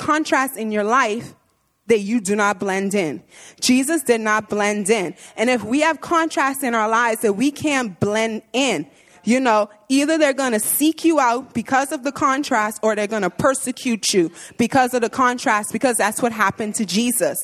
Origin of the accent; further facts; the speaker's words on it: Bahamas; moved away as an adult; I'm from the Bahamas, and so I come from an all-black church